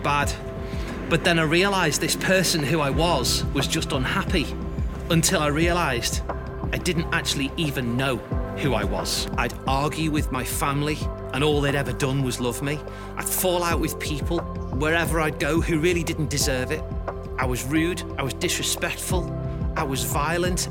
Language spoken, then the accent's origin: English; Liverpool, North West England, United Kingdom; I grew up in Liverpool, in a happy home, in this house just behind me.